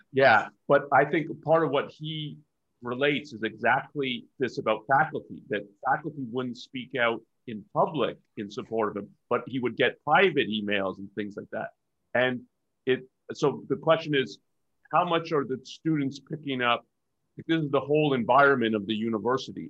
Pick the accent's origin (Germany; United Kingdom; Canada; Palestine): Canada; now in United States; I'm Canadian